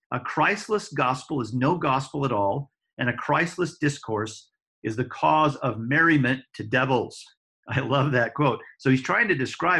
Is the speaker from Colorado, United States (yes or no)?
yes; Denver, Colorado, United States; my hometown, Denver